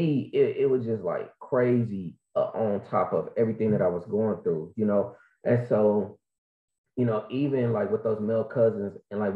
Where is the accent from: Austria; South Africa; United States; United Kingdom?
United States; Kansas City, Missouri; I am from Kansas City, Missouri, Show Me State.